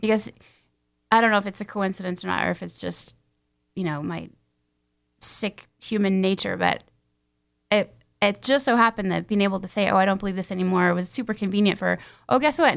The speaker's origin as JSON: {"language": "English", "town": "Castle Rock", "region": "Colorado", "country": "United States", "tie": "born or raised there", "said": "I grew up mostly in Colorado, um, Castle Rock, Franktown area."}